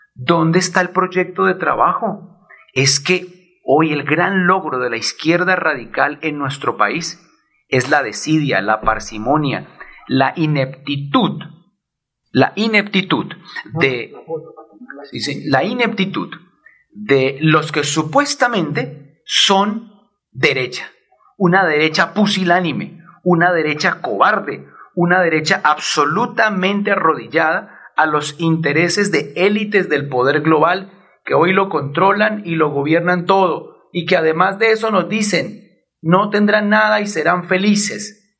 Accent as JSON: {"language": "Spanish", "region": "Bogotá", "country": "Colombia", "said": "Como bogotano"}